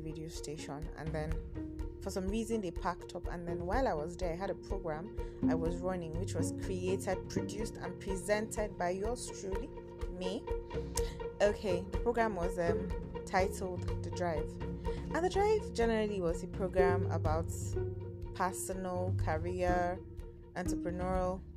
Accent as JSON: {"language": "English", "town": "Kaduna", "region": "Kaduna State", "country": "Nigeria", "moved": "yes", "lives_now": "Abuja, Nigeria", "said": "I am a northern girl from Kaduna, the city of Kaduna, the crocodile city. That is where I'm from. But I am currently based in Abuja."}